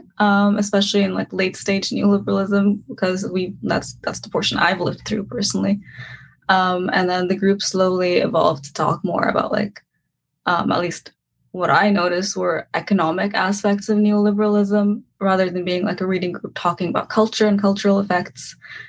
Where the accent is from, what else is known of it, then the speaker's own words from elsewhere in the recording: Cairo, Cairo Governorate, Egypt; moved away as an adult; Hi. I'm from Cairo. I was born in Cairo. I lived for a large portion of it in Mohandesin, which is an older city, I would say.